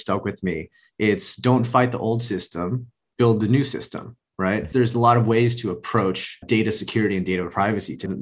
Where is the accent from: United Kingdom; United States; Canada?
United States; Los Angeles, California; I grew up in Los Angeles, went to school